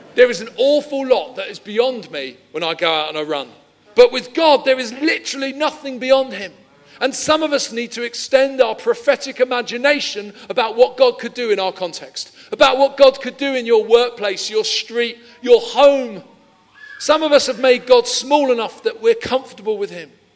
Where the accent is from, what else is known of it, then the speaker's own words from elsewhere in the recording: London, United Kingdom; moved away; I'm originally from Peckham